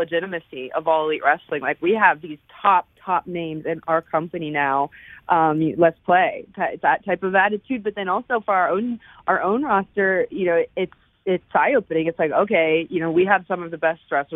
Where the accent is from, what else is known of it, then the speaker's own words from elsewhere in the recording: Punxsutawney, Pennsylvania, United States; I was born in Punxsutawney, and it's about an hour and 15 outside of Pittsburgh, Pittsburgh was the big city that we always went